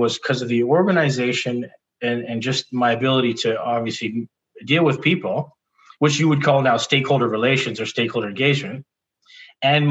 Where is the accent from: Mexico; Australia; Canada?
Canada; Victoria, British Columbia; also born or lived in Vancouver; growing up in Victoria, I moved to Vancouver for a bit to go to school